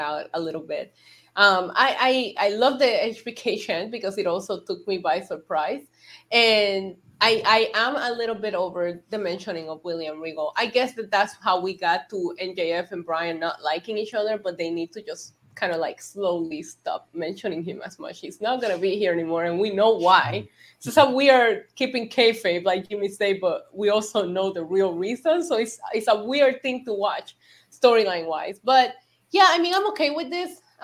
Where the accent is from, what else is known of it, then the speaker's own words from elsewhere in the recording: Puerto Rico; growing up in Puerto Rico